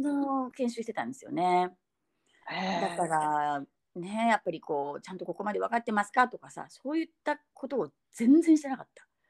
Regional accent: Fukuoka, Japan; accent: Hakata dialect; 急に博多弁になる

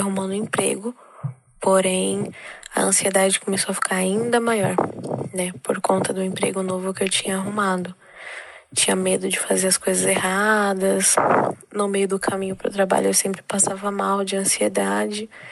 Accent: Guarulhos, São Paulo, Brazil; sou aqui de Guarulhos, São Paulo

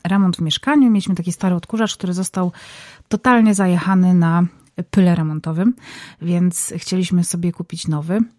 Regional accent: Zabrze, Silesian Voivodeship, Poland; now in Warsaw, Poland; Zabrze, moje rodzinne miasto

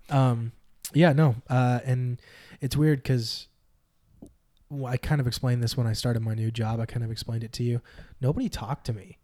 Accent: Northern California, United States; Northern California

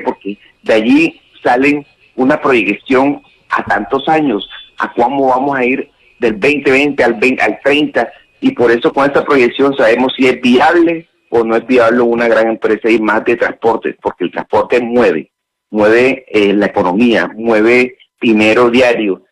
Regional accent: Barranquilla, Atlántico, Colombia; como barranquillero

